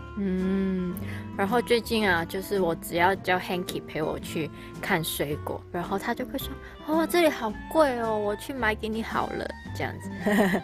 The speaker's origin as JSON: {"language": "Chinese", "country": "Hong Kong", "second_language": "Chinese", "moved": "yes", "lives_now": "Taiwan", "said": "我是香港人"}